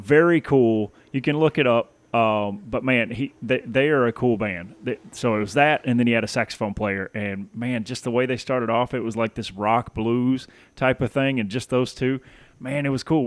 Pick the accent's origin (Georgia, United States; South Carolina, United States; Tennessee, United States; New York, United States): Tennessee, United States; moved away; I grew up in Tennessee